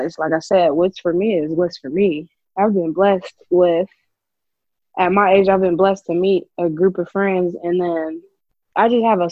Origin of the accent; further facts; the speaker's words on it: Columbus, Ohio, United States; I'm from Columbus, Ohio.